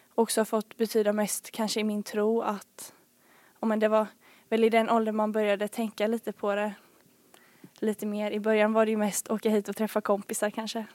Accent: Bankeryd, Jönköping County, Sweden; also born or lived in Falun / Smålandsstenar; jag har bott här i Bankeryd sedan jag var 4-5 år

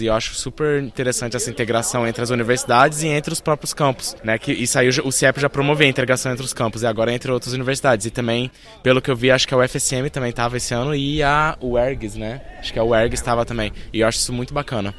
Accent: Alterosa, Minas Gerais, Brazil; moved away as an adult; also born or lived in Alfenas, Minas Gerais; now in Santana do Livramento, Brazil; Nasci em Alfenas, vim de Alterosa pra cá.

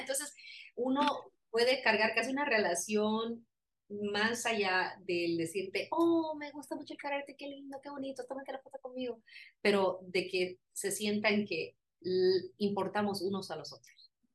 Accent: Colombia; soy colombiana

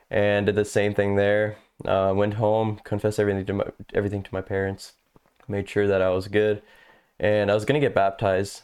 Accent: St. Thomas, Ontario, Canada; moved away as an adult; now in Texas, United States; born in Saint Thomas and raised around these areas. We never really moved more than ten minutes apart

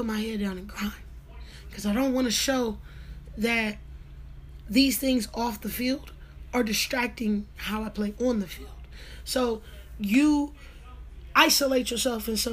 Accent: Northern California, United States; moved away as an adult; also born or lived in Jackson, Mississippi; I'm from Northern California

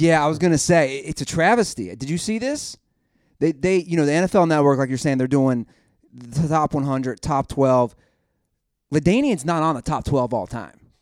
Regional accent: Cincinnati, Ohio, United States; moved away; I'm from Cincinnati

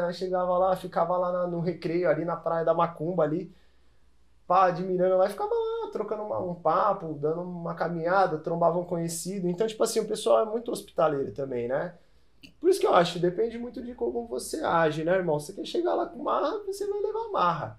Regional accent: São Paulo, Brazil; eu sou paulista

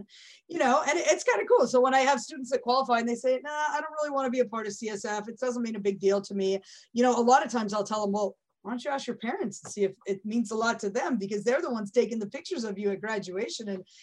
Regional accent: Santa Clarita, California, United States; I grew up in the Santa Clarita Valley

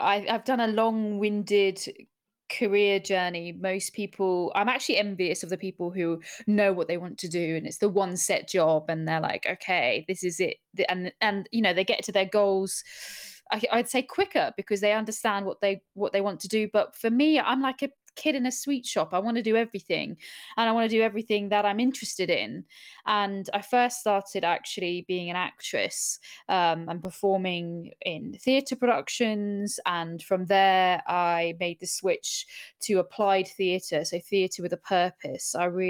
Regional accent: Bahrain; also born or lived in Abu Dhabi, United Arab Emirates; now in London, United Kingdom; So I grew up in the Middle East in Bahrain and Abu Dhabi, and then I moved to Surrey

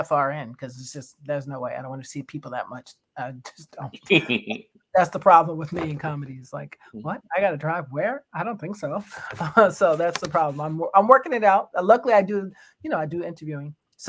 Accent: New York City, New York, United States; I was born in Brooklyn, by the way, Kings County, yes.

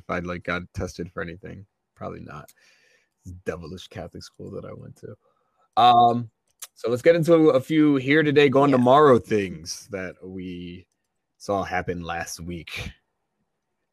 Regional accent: Nigeria; I'm Nigerian

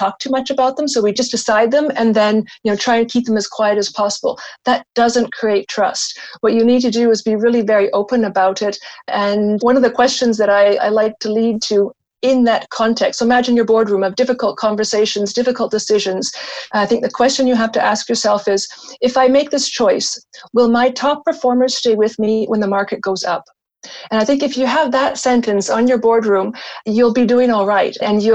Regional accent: Canada; now in Switzerland; Canada is actually my home country

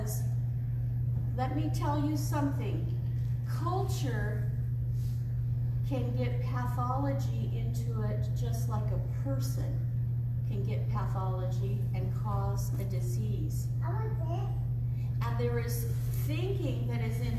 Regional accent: California, United States; Growing up in California

